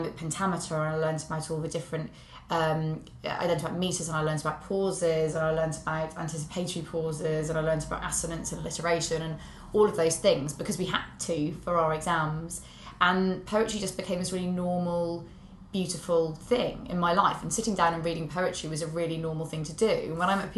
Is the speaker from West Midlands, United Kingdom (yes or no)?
yes; Shropshire, West Midlands, United Kingdom; I'm from Shropshire